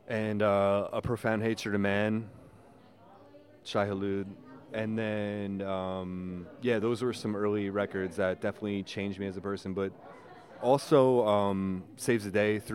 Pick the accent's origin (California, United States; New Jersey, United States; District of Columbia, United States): New Jersey, United States; Manalapan; also born or lived in Scranton, Pennsylvania; I grew up in Manalapan.